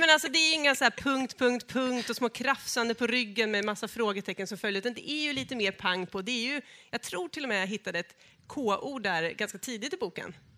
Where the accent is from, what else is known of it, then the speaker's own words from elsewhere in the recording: Norrköping area, Östergötland, Sweden; moved away; jag är ju från Norrköpingstrakten, vill jag säga, från början.